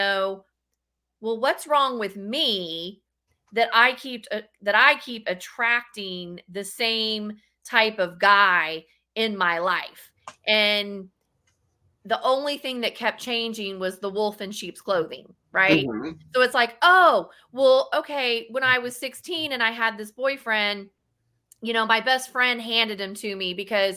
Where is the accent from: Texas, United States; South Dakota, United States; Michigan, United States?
Texas, United States; I am from Texas